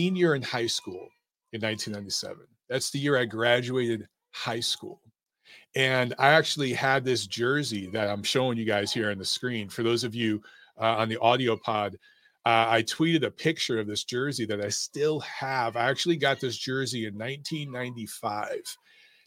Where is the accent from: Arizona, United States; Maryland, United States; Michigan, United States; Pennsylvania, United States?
Michigan, United States; Detroit; moved away; also born or lived in Los Angeles; I grew up in Detroit. I lived in Los Angeles for 10 years